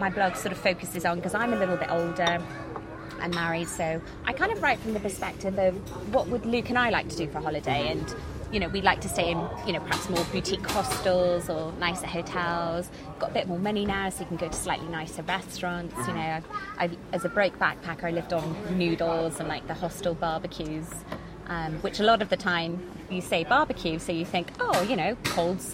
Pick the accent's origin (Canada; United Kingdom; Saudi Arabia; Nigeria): United Kingdom; Cardiff, Wales; I'm from Cardiff originally, and that's where I'm based now in between travels